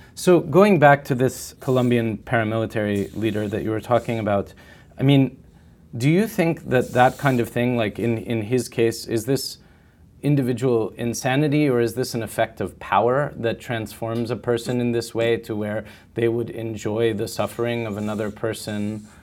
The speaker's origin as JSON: {"language": "English", "country": "United States", "said": "as an American in this time in my country"}